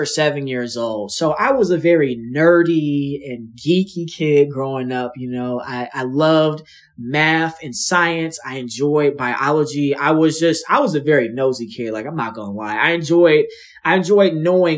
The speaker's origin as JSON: {"language": "English", "town": "Los Angeles", "region": "California", "country": "United States", "also_born_or_lived": "Dallas, Texas", "moved": "as an adult", "lives_now": "St. Louis, United States", "said": "I'm originally from Los Angeles, California, from the Inglewood area"}